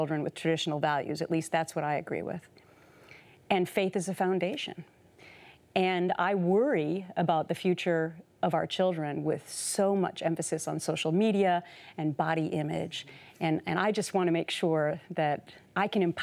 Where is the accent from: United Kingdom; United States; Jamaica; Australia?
United States; Minnesota; I had a wonderful childhood growing up in Minnesota